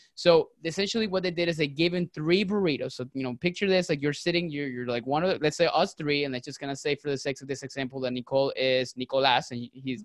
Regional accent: Venezuela; now in Tampa, United States; I'm originally from Venezuela

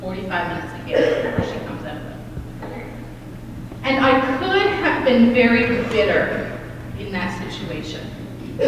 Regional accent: Deer Lake, Newfoundland and Labrador, Canada; moved away as an adult

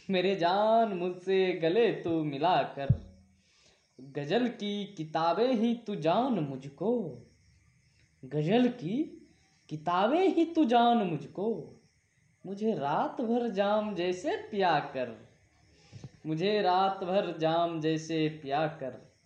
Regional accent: Saharsa, Bihar, India; मैं बिहार राज्य के सहरसा जिला का रहने वाला हूँ

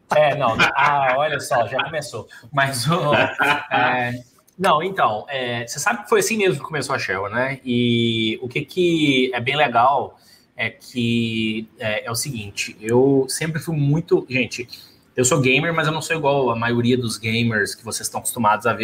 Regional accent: Brazil; moved away; somos empreendedores e somos brasileiros

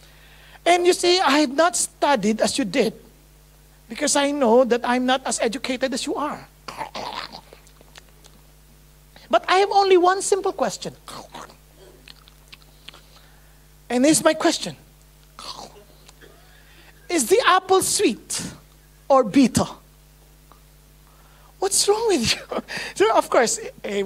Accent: Marikina, Metro Manila, Philippines; English is a second language; I grew up in Marikina

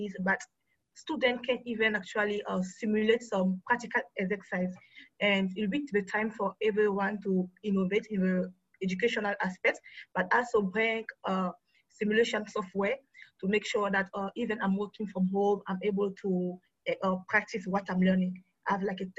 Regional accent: Côte d’Ivoire; now in Ghana; I'm from Ivory Coast, but I'm based in Ghana.

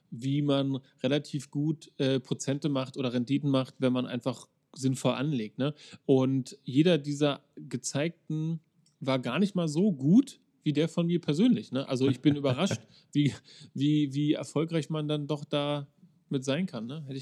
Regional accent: Berlin, Germany; Also nicht in Baumschenweg auf einer Waldorfschule, aber ich bin im Baumschenweg groß geworden.

